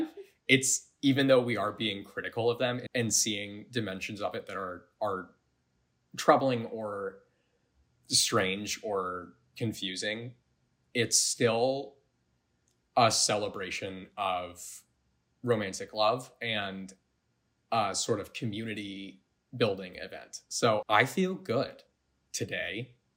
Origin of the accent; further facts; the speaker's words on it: Colorado, United States; I grew up in Colorado